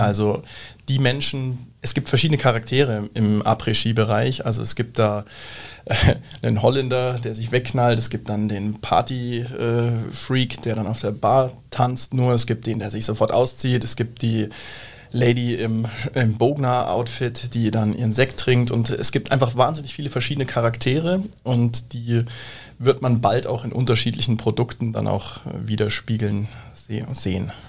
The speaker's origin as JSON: {"language": "German", "town": "Munich", "region": "Bavaria", "country": "Germany", "moved": "as an adult", "lives_now": "Siegsdorf, Germany", "said": "wir kommen aus München, aus dem Süden hier eigentlich direkt auch aus der Region"}